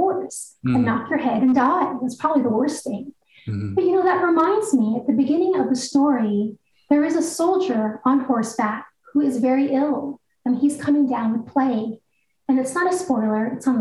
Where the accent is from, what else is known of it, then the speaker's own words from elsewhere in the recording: Guam; moved away as an adult; also born or lived in Eugene, Oregon; I was on Guam when I was a week old and I left when I went to the University of Oregon.